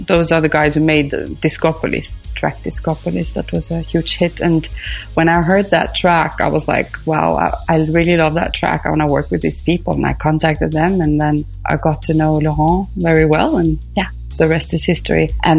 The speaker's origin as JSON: {"language": "English", "town": "Stockholm", "region": "Stockholm County", "country": "Sweden", "tie": "born or raised there", "moved": "as an adult", "lives_now": "Paris, France", "said": "I've lived in France since 2007, actually. But I was, born and raised in Stockholm, Sweden. And my dad was Greek. And my mom was Finnish. And then I was born in Sweden."}